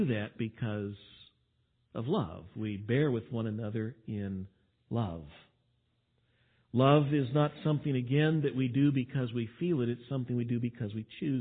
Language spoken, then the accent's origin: English; Texas, United States; I am from Texas and we tend to talk like this